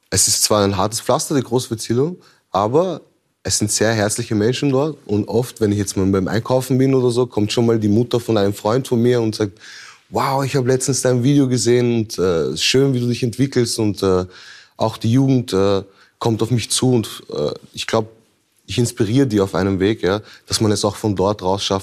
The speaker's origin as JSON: {"language": "German", "region": "Vienna", "country": "Austria", "tie": "born or raised there", "said": "Ich, ich, ich bin in Wien geboren"}